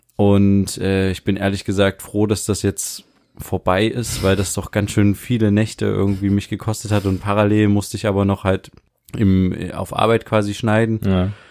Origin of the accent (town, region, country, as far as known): Germany